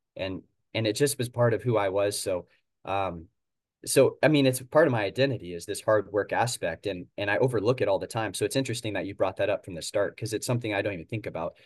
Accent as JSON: {"language": "English", "region": "Oregon", "country": "United States", "said": "Portland is, uh, two hours north of where I'm from"}